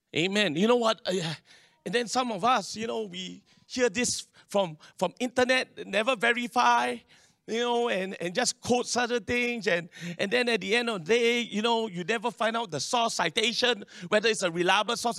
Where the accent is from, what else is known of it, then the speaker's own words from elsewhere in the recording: Singapore; I'm Singaporean. This is my country. This is my land.